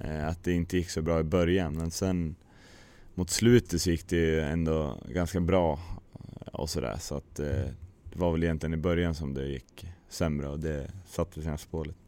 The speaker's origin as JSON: {"language": "Swedish", "area": "near Brynäs", "region": "Gävleborg County", "country": "Sweden", "also_born_or_lived": "Hedesunda", "moved": "yes", "said": "Brynäs är alltid intressant eftersom det är liksom nära hem"}